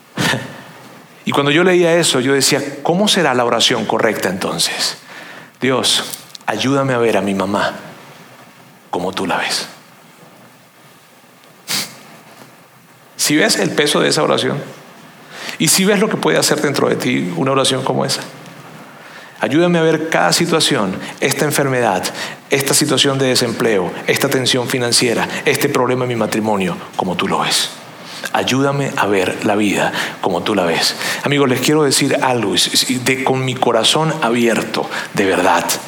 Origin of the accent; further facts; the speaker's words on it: Venezuela; yo soy venezolano